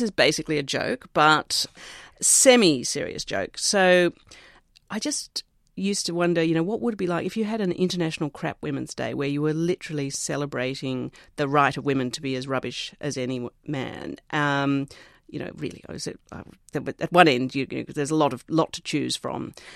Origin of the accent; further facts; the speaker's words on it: Australia; Growing up in Australia